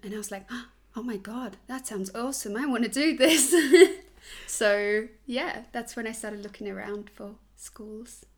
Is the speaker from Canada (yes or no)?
no; Switzerland; English is a second language; moved away as an adult; also born or lived in Australia / London; now in Germany; I was born in Switzerland, grew up in Switzerland in like a tiny village